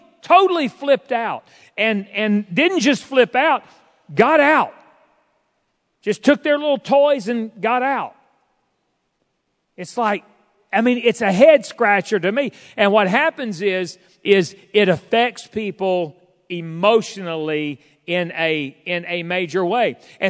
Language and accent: English; Fort Smith, Arkansas, United States; and we did not have a food pantry at the church I grew up in Fort Smith, but man, and my parents were not wealthy.